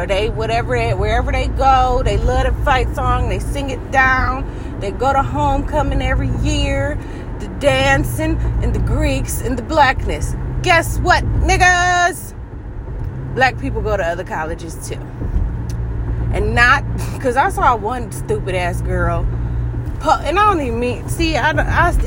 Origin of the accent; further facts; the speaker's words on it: Michigan, United States; I'm from Michigan